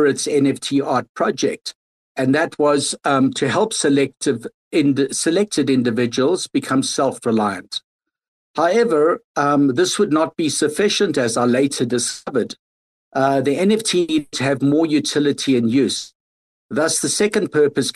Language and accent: English; South Africa; moved away; I'm originally from South Africa